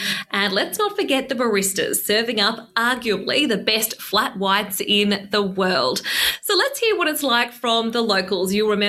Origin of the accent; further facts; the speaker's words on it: Melbourne, Victoria, Australia; Melbourne is my hometown. It is such a vibrant, fun city.